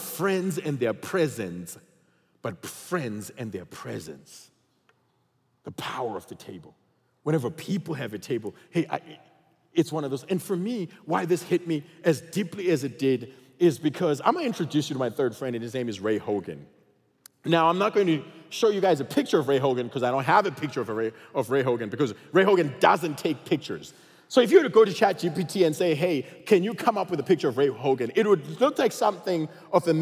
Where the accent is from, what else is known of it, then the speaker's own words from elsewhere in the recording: Zimbabwe; also born or lived in Texas; now in United States; I come from Zimbabwe, and everybody in Zimbabwe looks like me, okay? So there was no diversity there